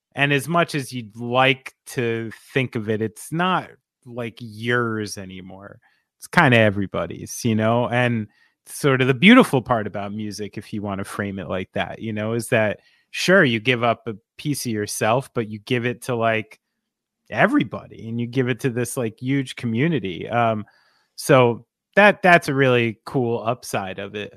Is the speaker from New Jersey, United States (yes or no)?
yes; New Jersey, United States; I'm from New Jersey